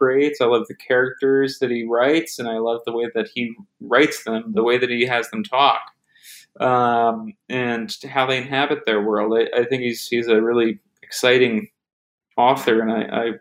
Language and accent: English; New Jersey, United States; I grew up in New Jersey, and I'm in New Jersey right now